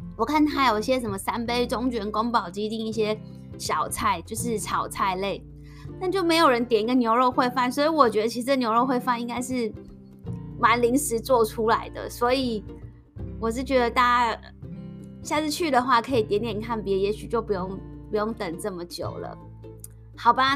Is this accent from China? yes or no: no; Taiwan; accent: Taiwanese Mandarin; now in Singapore; 我们台湾国语